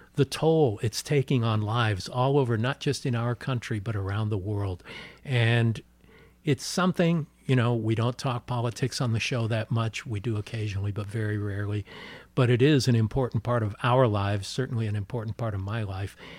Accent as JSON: {"language": "English", "town": "Los Angeles", "region": "California", "country": "United States", "tie": "born or raised there", "said": "I'm born and raised in Los Angeles"}